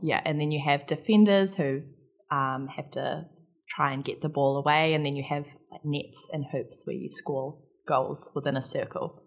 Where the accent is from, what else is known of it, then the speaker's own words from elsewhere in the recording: Palmerston North, Manawatū-Whanganui, New Zealand; I grew up in a, I guess, in the context of Canada, it would be a small town in New Zealand. uh, called Palmerston North